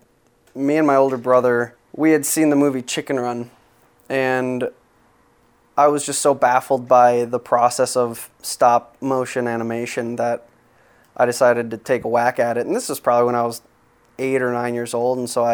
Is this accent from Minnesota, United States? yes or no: yes; Apple Valley, Minnesota, United States; now in Minneapolis, United States; I am from Apple Valley, Minnesota